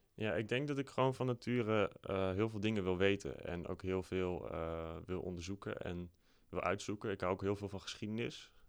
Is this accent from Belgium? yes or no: no; Apeldoorn, Gelderland, Netherlands; ik ben opgegroeid in Apeldoorn. vanaf mijn derde woon ik in Apeldoorn.